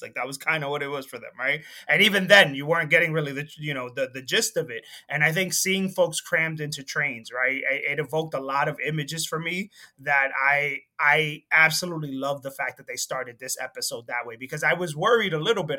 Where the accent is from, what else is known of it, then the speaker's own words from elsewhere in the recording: Dominican Republic; moved away; also born or lived in Jersey City; I'm from the Dominican Republic